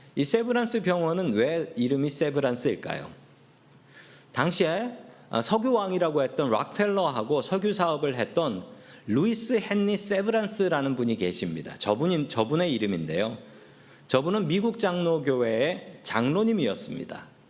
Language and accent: Korean; South Korea; also born or lived in San Francisco area, United States; now in United States; 제가 한국 사람인 것을 알면